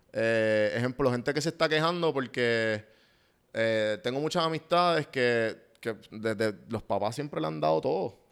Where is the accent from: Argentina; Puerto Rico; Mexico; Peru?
Puerto Rico; now in Atlanta, United States; yo quiero volver a Puerto Rico